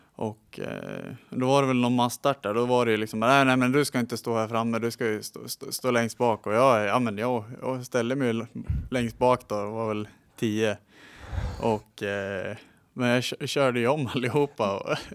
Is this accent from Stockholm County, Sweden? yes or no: no; Sundsvall, Västernorrland County, Sweden; also born or lived in Ljungby; Uppväxt här i Sundsvall. Bott, eh, föddes i Ljungby, men sen flyttade jag upp hit när jag var ett halvår, så jag är ju sundsvallare